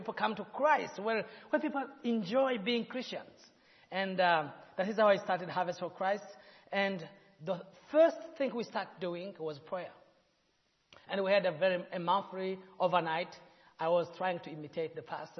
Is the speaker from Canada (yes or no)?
no; Burundi; In Burundi, it's a country where we have 3 tribes, Hutu, Tutsi, and Twa, pygmies